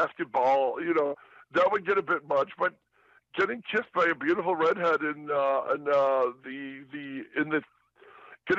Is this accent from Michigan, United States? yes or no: yes; Detroit, Michigan, United States; moved away; also born or lived in Southern California; I was born and raised in Detroit